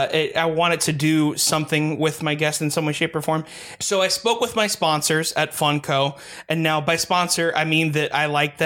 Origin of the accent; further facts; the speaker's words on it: Hialeah, Florida, United States; I grew up in Hialeah, like in the 90s. So god, it was damn. It was like the hood.